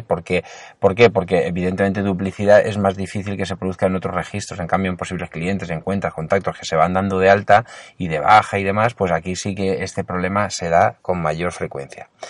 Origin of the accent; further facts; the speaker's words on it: Alicante, Valencian Community, Spain; yo soy de Alicante